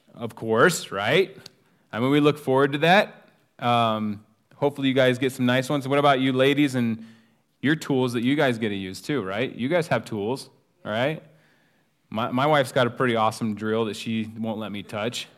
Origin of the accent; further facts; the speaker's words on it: United States; being an American